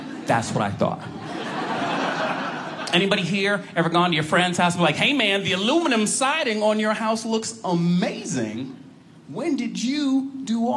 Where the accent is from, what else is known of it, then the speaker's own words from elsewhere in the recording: Boston, Massachusetts, United States; now in Chicago, United States; I was born in Boston, so to me, you know, I'm used to bigger towns. Now I live outside Chicago